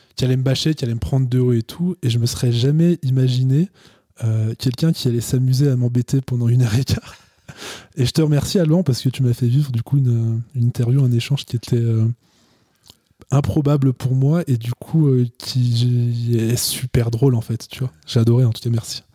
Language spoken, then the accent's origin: French; Chamonix, Auvergne-Rhône-Alpes, France; Je suis né à Chamonix